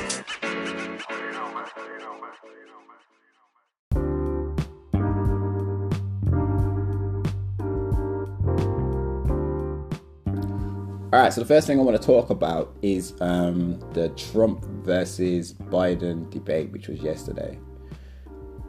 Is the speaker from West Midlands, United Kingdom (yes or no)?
yes; Wolverhampton, West Midlands, United Kingdom; also born or lived in Wednesfield / Toronto; I'm from Wolverhampton